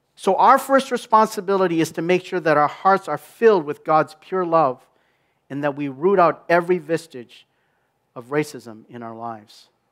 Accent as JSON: {"language": "English", "town": "Minneapolis", "region": "Minnesota", "country": "United States", "tie": "born or raised there", "moved": "yes", "said": "my hometown of Minneapolis"}